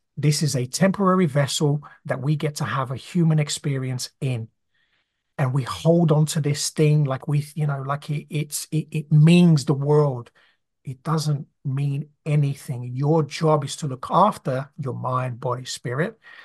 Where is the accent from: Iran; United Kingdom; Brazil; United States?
Brazil; moved away; I grew up, you know, in a very poor family growing up in Brazil